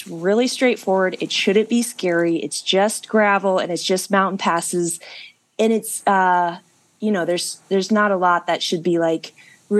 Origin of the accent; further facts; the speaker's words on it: Alaska, United States; moved away as an adult; now in Tucson, United States; I'm from Alaska. I rode to the start then, and now I live in Tucson